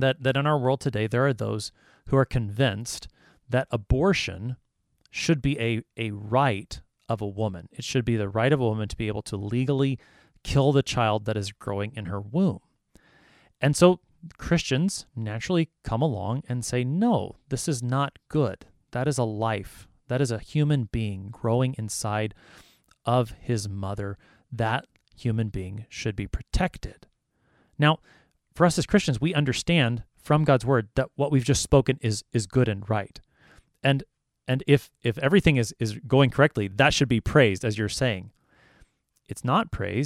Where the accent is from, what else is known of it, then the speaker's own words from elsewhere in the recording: United States; I am an American